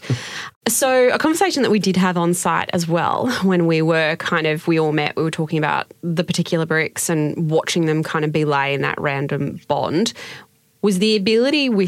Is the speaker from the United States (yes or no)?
no; North Queensland, Australia; now in Victoria, Australia; I'm from North Queensland, and when I moved to Victoria